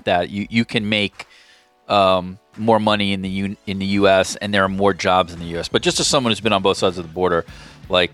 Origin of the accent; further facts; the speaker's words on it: United States; moved away as an adult; now in Toronto, Canada; I'm an American who moved to Toronto in 2018